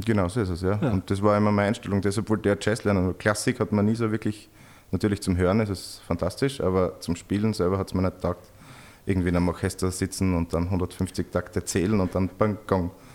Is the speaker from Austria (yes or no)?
yes; Bad Gleichenberg, Styria, Austria; now in Graz, Austria; Die ersten fünf Jahre meines Lebens und dann okay. haben meine Eltern in Bad Gleichenberg, das ist ein kleiner Kurort in der Nähe von Graz